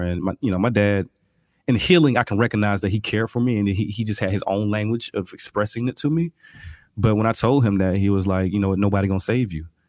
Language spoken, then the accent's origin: English; Albany, Georgia, United States; I'm from Albany, Georgia, birthplace of Ray Charles, real country, you know, I had no concept of health growing up